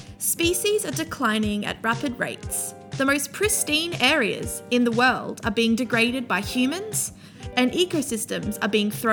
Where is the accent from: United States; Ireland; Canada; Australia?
Australia; you may be able to tell by my accent that I'm from Australia.